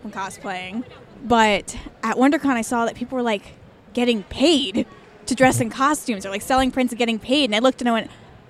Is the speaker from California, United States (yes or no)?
no; New Jersey, United States; I was born and raised in New Jersey. So it was like a 3-hour drive to Amish country.